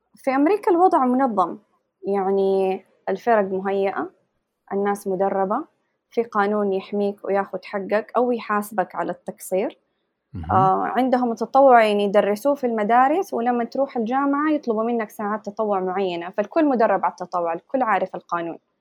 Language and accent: Arabic; Saudi Arabia; moved away as an adult; now in Pittsburgh, United States; إحنا فريق سعودي